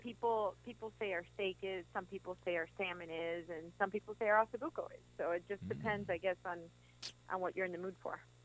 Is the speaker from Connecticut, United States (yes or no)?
no; Miami, Florida, United States; also born or lived in Chicago; I'm from Chicago, but uh, raised in Miami